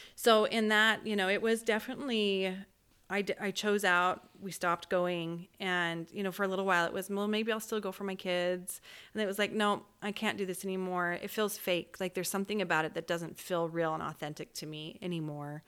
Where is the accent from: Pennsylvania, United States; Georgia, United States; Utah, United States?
Utah, United States; Orem; I grew up in Orem, Utah